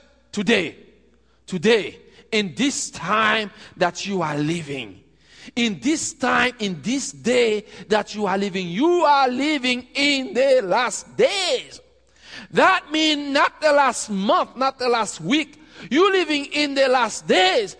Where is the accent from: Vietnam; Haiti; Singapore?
Haiti; we're from Haiti.